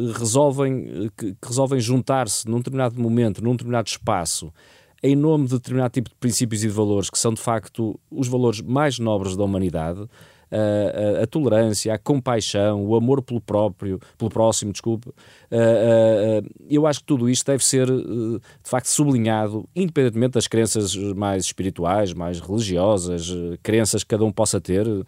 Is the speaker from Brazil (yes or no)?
no; Portugal; eu, enquanto português